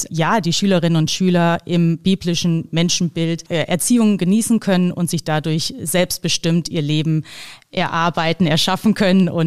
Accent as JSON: {"language": "German", "town": "Kassel", "region": "Hesse", "country": "Germany", "lives_now": "Vienna, Austria", "said": "Also ich komme ursprünglich aus Kassel und äh, mein Mann kommt aber aus Wien und die Familie lebt im Burgenland."}